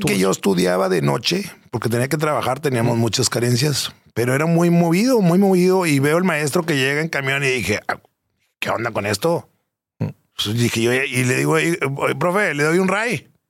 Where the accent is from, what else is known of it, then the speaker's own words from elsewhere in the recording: San Pedro Garza García, Nuevo León, Mexico; vengo de San Pedro Garza García de toda la vida